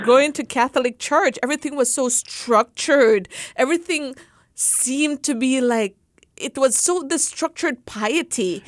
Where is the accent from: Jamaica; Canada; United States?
Jamaica; moved away; growing up in Jamaica